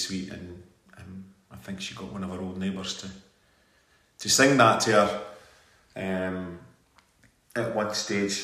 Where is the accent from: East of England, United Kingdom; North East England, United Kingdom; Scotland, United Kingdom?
Scotland, United Kingdom; Perth; Because I was growing up in Muir